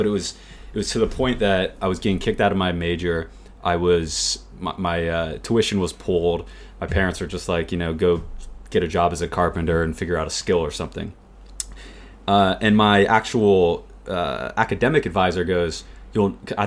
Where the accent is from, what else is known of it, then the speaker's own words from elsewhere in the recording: United States; growing up in the US